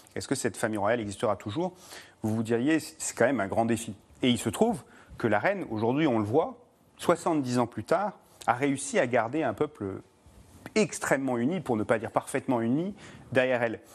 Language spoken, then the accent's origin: French; United Kingdom; moved away; c'est le pays de mon père et que j'ai grandi au Royaume-Uni